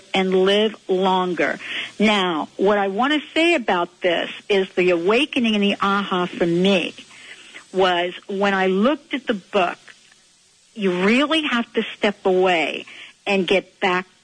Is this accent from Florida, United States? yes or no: no; Manhattan and Westchester, New York, United States; my hometown in Manhattan and Westchester